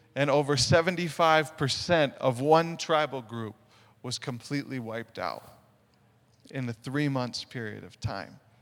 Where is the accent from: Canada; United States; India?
United States; Sioux Falls, South Dakota; moved away; I'm originally from Sioux Falls, South Dakota